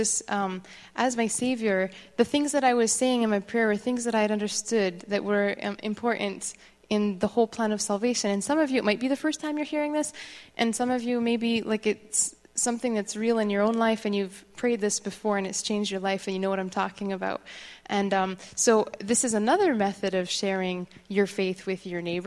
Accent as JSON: {"language": "English", "region": "Quebec", "country": "Canada", "tie": "born or raised there", "moved": "yes", "said": "I grew up in Quebec"}